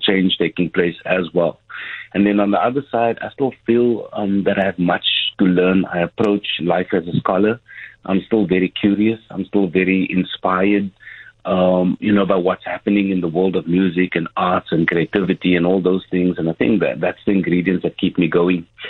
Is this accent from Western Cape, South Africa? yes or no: yes; Cape Town, Western Cape, South Africa; coming from Mitchell's Plain